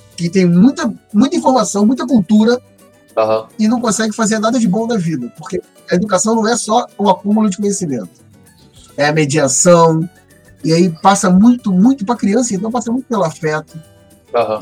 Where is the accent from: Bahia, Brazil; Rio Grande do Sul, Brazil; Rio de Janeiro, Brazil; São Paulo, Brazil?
Rio de Janeiro, Brazil; São Gonçalo; Nascido e mal criado em São Gonçalo